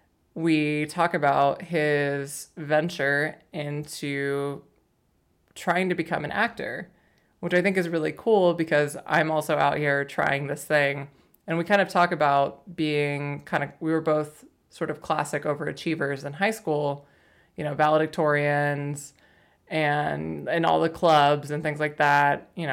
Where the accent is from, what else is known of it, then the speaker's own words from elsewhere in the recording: Oklahoma, United States; now in Portland, United States; And then I moved to Portland from Oklahoma and I'm like, it's so expensive here. And they're like, you have no idea. No, it's just a different world. But yeah, no, I totally feel you on that. Like whenever I visit home, well, home weren't being Oklahoma where I'm from